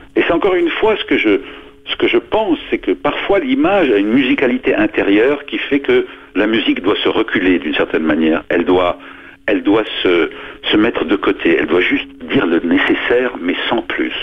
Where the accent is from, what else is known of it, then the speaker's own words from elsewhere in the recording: Lebanon; moved away; je suis né au Liban et au Liban, moi, j'étais pensionnaire chez les Jésuites très tôt, à 4 ans, jusqu'à 14.